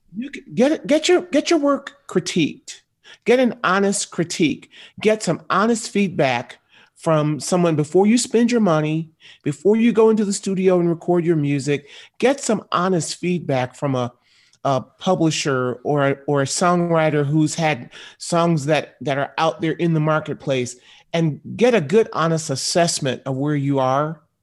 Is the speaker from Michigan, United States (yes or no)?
yes; Michigan, United States; I grew up in Michigan. about seventy miles from Detroit